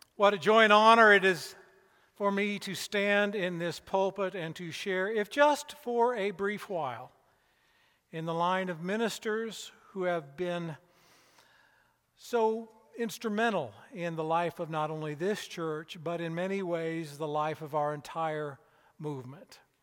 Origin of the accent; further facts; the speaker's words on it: Keokuk, Iowa, United States; moved away as an adult; also born or lived in Peoria, Illinois / Lexington, Kentucky; I was born in Peoria, Illinois, but I was raised in Keokuk, Iowa.